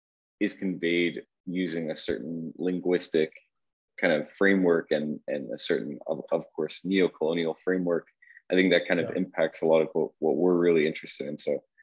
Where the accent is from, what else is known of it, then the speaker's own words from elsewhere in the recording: Qatar; born there; I was born in Qatar, and so I'm kind of thinking about my parents were working there at the time, both also English speakers